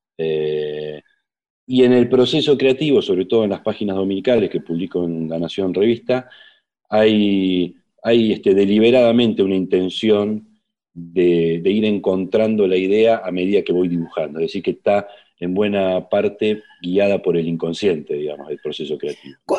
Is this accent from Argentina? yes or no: yes; José Mármol, Buenos Aires Province, Argentina; nos mudamos al Gran Buenos Aires, a José Mármol, barrio de zona sur del Gran Buenos Aires, y ahí viví hasta mi adolescencia, 17 años